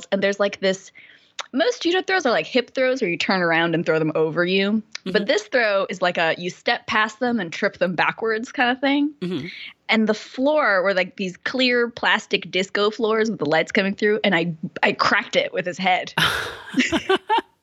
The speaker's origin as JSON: {"language": "English", "region": "Connecticut", "country": "United States", "tie": "born or raised there", "also_born_or_lived": "Korea / Tokyo, Japan / Pennsylvania", "moved": "as an adult", "lives_now": "San Francisco Bay Area, United States"}